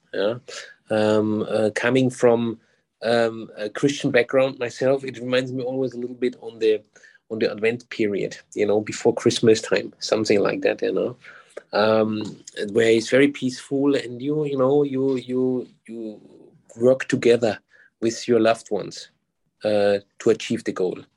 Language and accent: English; Germany; moved away as an adult; now in Singapore; I'm originally from Germany.